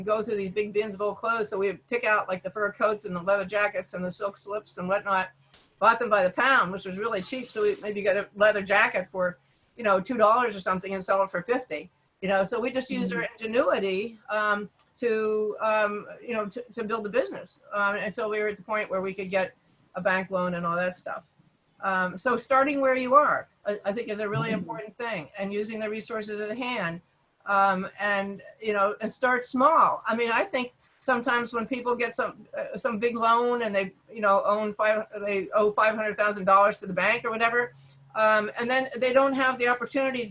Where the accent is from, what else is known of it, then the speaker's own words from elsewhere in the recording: Pittsburgh, Pennsylvania, United States; I grew up in Pittsburgh too